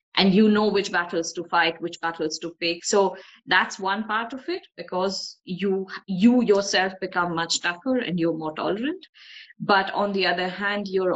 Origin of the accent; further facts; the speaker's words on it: North India, India; moved away; So I'm ethnically Bengali, but I've grown up in North India.